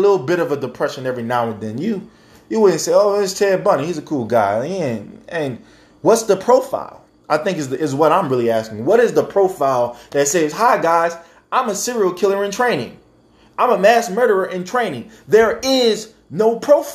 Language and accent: English; United States